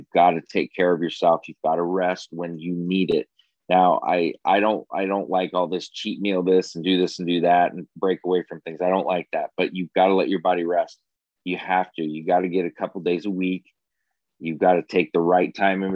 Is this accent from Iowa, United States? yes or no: yes; Iowa, United States; I was from Iowa